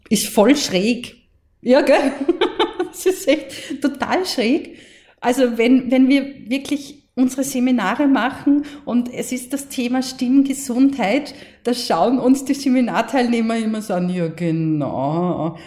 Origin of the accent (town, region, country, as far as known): Mostviertel, Lower Austria, Austria; accent: Mostviertel dialect